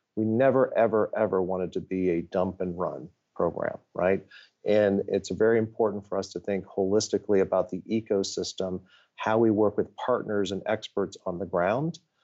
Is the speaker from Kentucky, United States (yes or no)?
no; Ohio, United States; moved away as an adult; also born or lived in Washington, D.C.; I grew up in Ohio